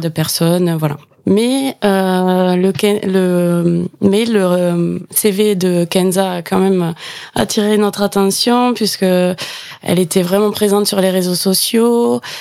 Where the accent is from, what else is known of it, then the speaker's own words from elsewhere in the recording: Gers, Occitania, France; also born or lived in Toulouse; je suis originaire du Gers. Mon accent va me trahir, je pense